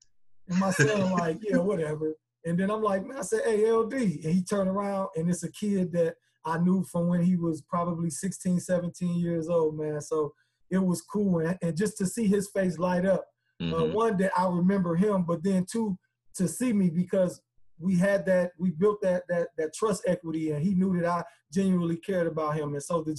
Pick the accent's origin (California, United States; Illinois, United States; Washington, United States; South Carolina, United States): Illinois, United States; Chicago; You know, I mean, I'm from Chicago, man. I'm a hustler.